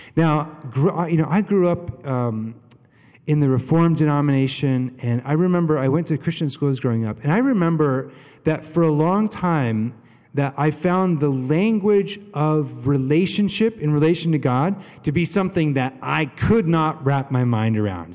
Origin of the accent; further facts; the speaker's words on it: United States; we're American, not British